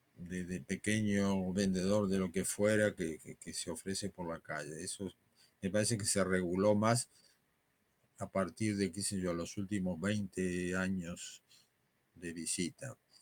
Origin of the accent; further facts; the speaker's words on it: Buenos Aires, Argentina; moved away as an adult; now in Madrid, Spain; mi ciudad de origen